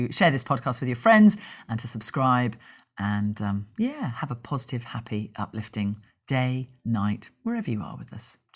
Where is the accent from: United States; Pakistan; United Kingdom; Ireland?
Ireland; Dublin, Leinster; born there; I can say that because I was born in Dublin. I have an Irish passport, so there you go.